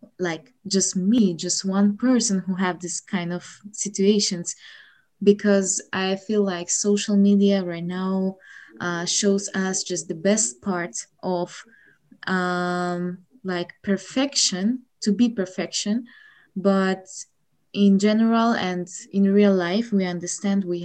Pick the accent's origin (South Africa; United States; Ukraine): Ukraine; English is a second language; I'm from Ukraine